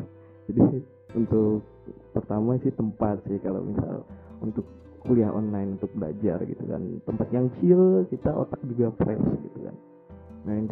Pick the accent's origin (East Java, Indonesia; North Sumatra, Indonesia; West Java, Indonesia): West Java, Indonesia; Ciamis; Ya, aku asal daerahku dari Ciamis, Jawa Barat.